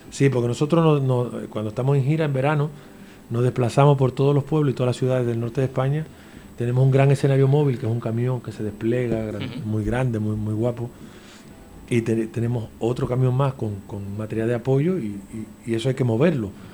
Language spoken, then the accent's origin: Spanish; Dominican Republic; now in Canary Islands, Spain; soy de República Dominicana